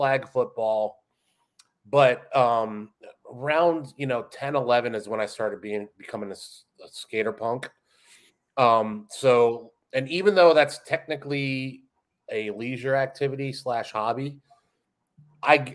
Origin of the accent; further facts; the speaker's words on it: Florida, United States; also born or lived in Western New York, Buffalo/Rochester area; I'm as Floridian as you can get without being born in Florida. I moved down here when I was six from Western New York, Buffalo/Rochester area.